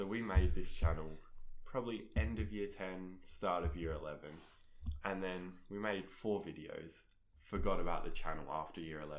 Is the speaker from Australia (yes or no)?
yes; Australia; I'm Australian.